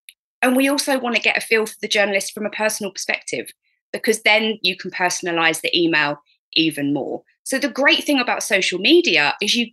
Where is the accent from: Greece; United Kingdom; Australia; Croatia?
United Kingdom; me being British and polite